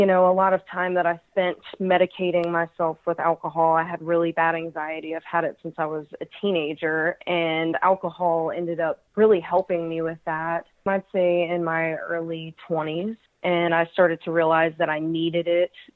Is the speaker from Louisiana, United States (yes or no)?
yes; Louisiana, United States; also born or lived in Minnesota; I am from Louisiana